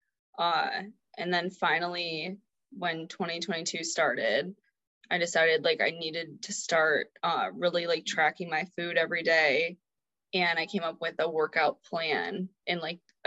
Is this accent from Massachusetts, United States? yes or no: no; Rochester, Michigan, United States; I am from Rochester, Michigan.